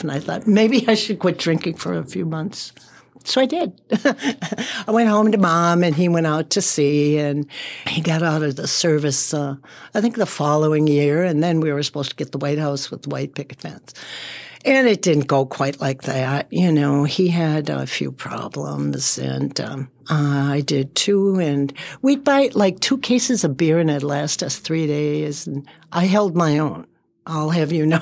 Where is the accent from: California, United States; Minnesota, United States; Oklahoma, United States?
Minnesota, United States; Saint Paul; I was raised in Selby and Dale